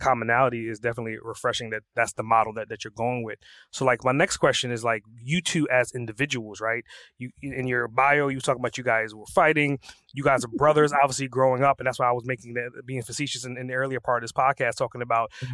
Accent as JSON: {"language": "English", "country": "Trinidad & Tobago", "tie": "born or raised there", "said": "I was born and raised in Trinidad"}